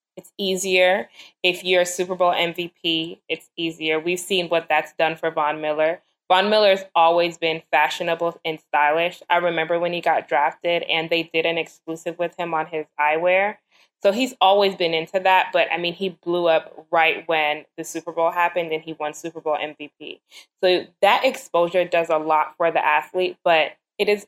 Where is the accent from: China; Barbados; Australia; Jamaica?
Jamaica; I'm Jamaican